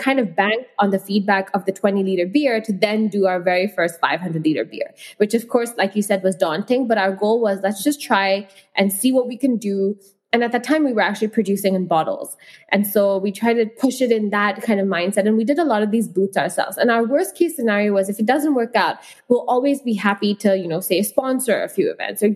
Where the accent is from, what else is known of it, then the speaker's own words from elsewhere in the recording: Hong Kong; also born or lived in India; I've grown up in Hong Kong and I've, you know, I come from India, a country which is massive